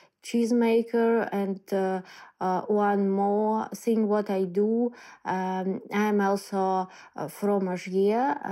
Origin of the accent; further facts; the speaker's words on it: Ukraine; English is a second language; moved away as an adult; also born or lived in Kyiv, Ukraine / Odesa, Ukraine / Luhansk region, Ukraine; now in Poland; I'm from Ukraine. Last 3 years I live in Kyiv, but actually live in other region more, in Odessa, also in Lugansk region a little bit